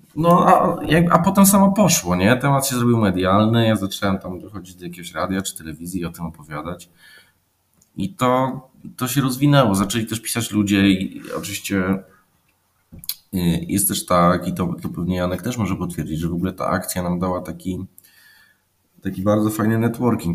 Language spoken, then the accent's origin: Polish; Poland; ja jestem stąd